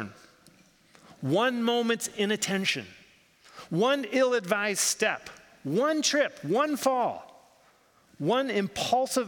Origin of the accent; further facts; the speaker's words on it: United States; I grew up in the United States